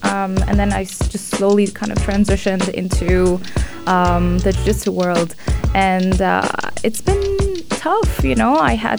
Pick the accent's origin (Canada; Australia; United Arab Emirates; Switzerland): United Arab Emirates; represent the country in my hometown.